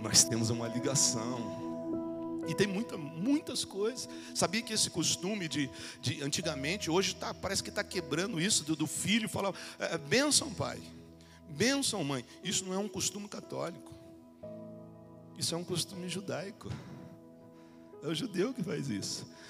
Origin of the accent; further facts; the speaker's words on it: Brazil; Um Brasil que nós conhecemos como brasileiro, nós estudamos um pouco e fomos ensinados de um jeito.